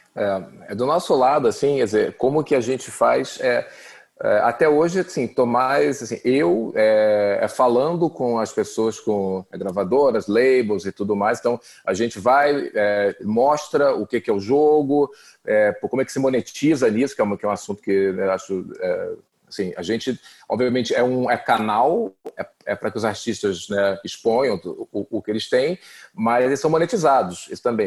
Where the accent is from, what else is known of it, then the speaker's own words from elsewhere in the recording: Brazil; Eu sou brasileiro